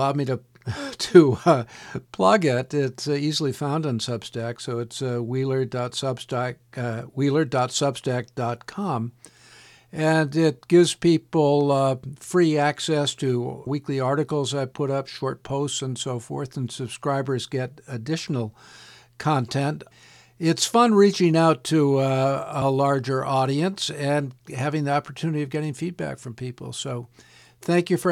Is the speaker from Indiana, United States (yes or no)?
no; Gloucester, Massachusetts, United States; being in my hometown of Gloucester, Massachusetts